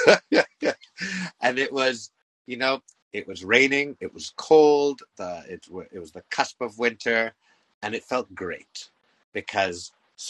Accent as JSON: {"language": "English", "country": "Canada", "said": "I'm Canadian"}